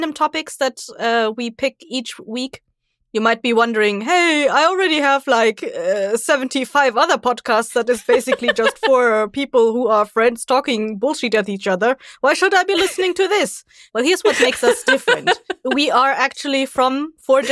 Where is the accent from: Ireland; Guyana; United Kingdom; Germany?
Germany; I'm from Germany